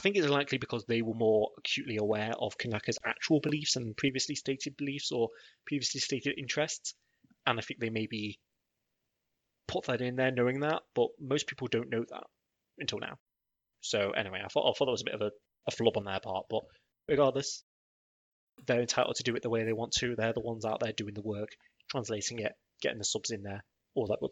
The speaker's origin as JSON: {"language": "English", "country": "United Kingdom", "said": "I'm British"}